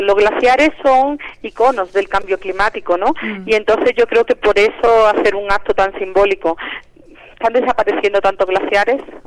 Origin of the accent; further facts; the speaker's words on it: Andalusia, Spain; moved away as an adult; now in Mexico City, Mexico; yo soy de Andalucía, ah, de España. Llevo aquí en la UNAM trabajando ya cuatro años